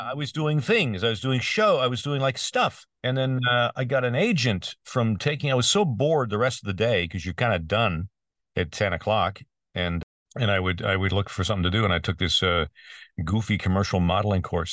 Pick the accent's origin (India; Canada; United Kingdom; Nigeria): Canada; Peterborough, Ontario; my hometown of Peterborough, Ontario, Canada